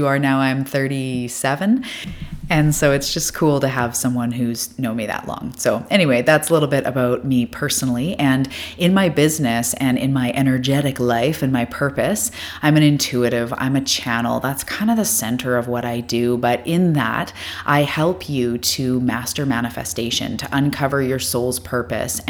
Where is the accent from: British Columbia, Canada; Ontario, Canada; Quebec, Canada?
British Columbia, Canada; Vancouver Island; I am from Vancouver Island, which is off the west coast of Canada.